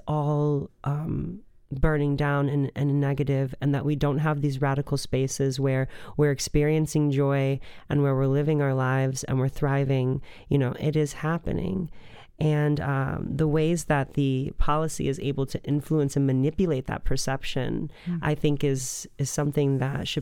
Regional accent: Rockford, Illinois, United States; I was born in Rockford, Illinois

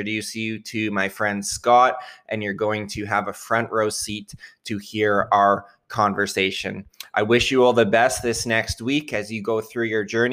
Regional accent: Surrey, British Columbia, Canada; I am from Canada. I'm in a small-ish town in British Columbia. Here is one of our provinces. And I've been pretty much born and raised. I live just outside Vancouver in a town called Surrey.

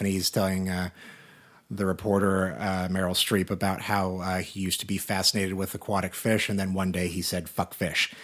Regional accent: Salina, Kansas, United States; moved away; my hometown of Salina, Kansas

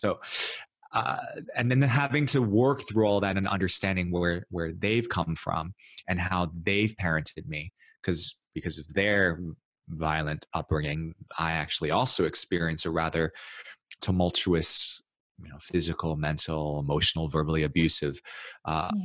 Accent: New York City, New York, United States; I grew up in New York City. I was actually born and raised in New York and and then in Brooklyn

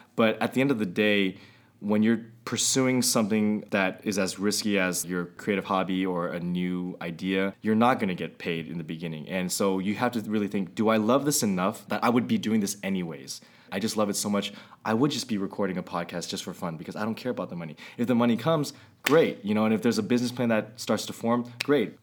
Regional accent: Walnut Creek, California, United States; I grew up in Walnut Creek

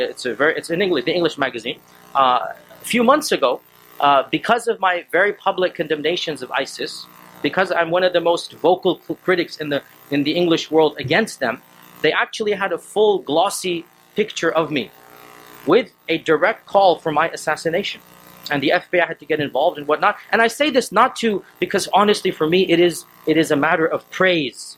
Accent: Texas, United States; I'm a born American citizen. I was born in Texas.

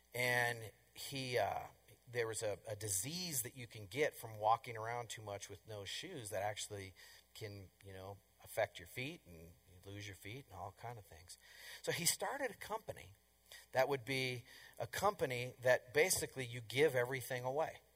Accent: Colorado, United States; I'm from Colorado

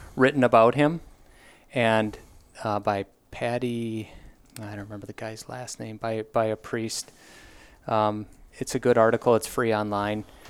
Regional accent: Wisconsin, United States; born and raised in Wisconsin, went through the whole Wells, Wisconsin Synod system.

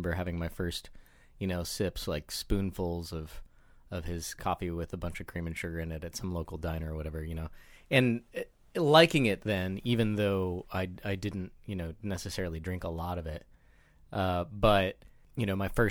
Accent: Joplin, Missouri, United States; I grew up in southwest Missouri in Joplin, a fairly small city

